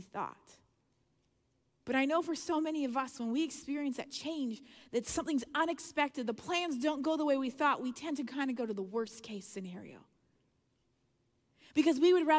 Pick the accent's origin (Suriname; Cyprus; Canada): Canada; I'm Canadian and I've lived, you know, in the north